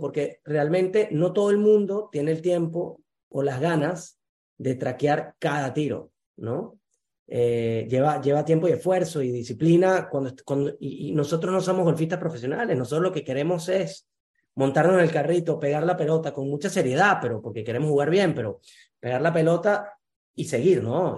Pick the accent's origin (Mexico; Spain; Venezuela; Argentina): Venezuela; moved away; en el Junco Golf Club, en Venezuela, donde yo nací